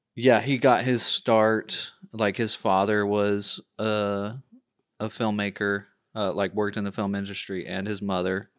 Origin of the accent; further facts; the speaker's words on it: United States; as a culture, as an American culture